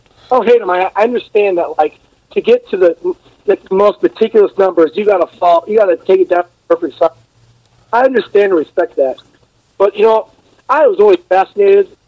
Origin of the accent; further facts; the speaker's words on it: California, United States; moved away as an adult; now in Chicago, United States; I'm from California. I live in Chicago, Illinois